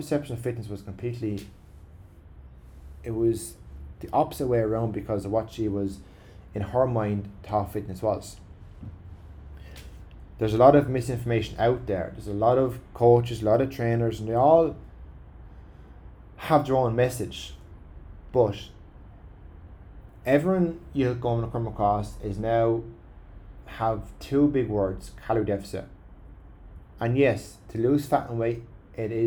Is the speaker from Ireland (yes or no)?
yes; Ireland; As Irish people